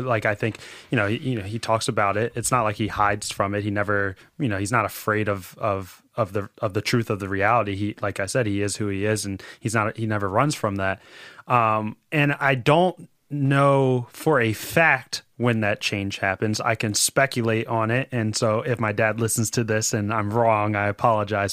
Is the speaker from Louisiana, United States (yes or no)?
no; Philadelphia, Pennsylvania, United States; I'm from Roxborough